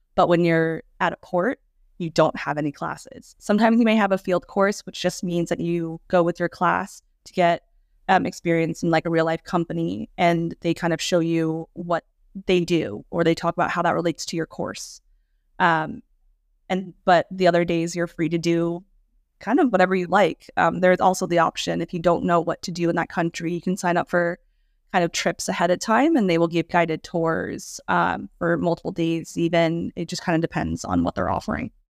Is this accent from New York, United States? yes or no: yes; New York, United States; also born or lived in China / San Diego; I'm actually from New York, and that's where I'm currently based.